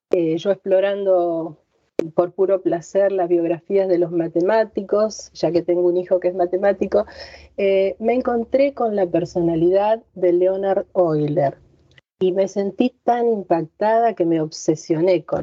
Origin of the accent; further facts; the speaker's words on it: Argentina; En, castellano o en argentino, como escriben eh, aquí en mi tierra.